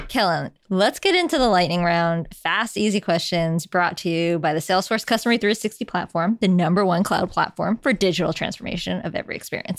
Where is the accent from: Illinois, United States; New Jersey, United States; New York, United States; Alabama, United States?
New York, United States; New York City; As a New Yorker and a cyclist and a frequent pedestrian, it is not safe out there for us.